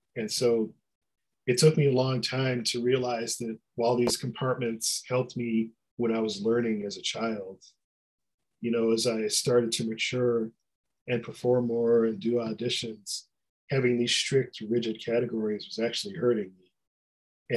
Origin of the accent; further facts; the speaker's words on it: Detroit, Michigan, United States; I grew up in Detroit